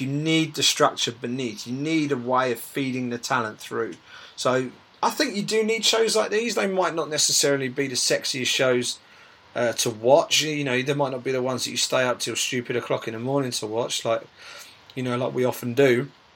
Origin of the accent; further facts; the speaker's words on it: United Kingdom; as British MMA fans